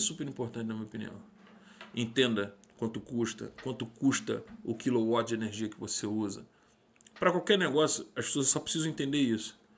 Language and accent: Portuguese; Rio de Janeiro, Brazil; moved away; sou de Irajá, suburbano nato